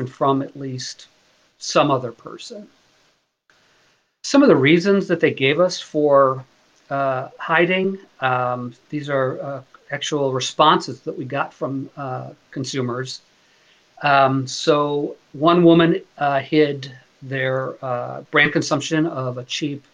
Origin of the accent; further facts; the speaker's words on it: Chicago, Illinois, United States; moved away as an adult; also born or lived in Ohio / Virginia; now in Kent, United States; I'm from Chicago. I went to grad school in Ohio, so I consider myself a Midwestern person, a Midwestern kid